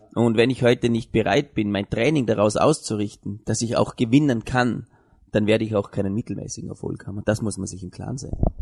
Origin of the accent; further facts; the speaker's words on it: Vorarlberg, Austria; wir als Vorarlberger Gesellschaft